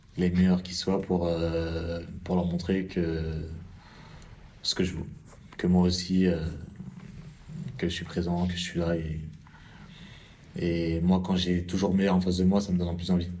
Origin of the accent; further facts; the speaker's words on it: France; Je suis français